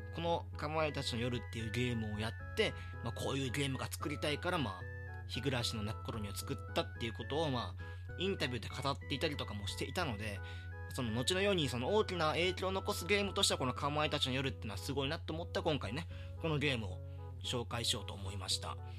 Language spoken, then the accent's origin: Japanese; rural Hyogo Prefecture, Japan; moved away as an adult; now in Tokyo, Japan; 兵庫県の田舎から、この、東京にやってきたんだけど、その時の、その、田舎少年の僕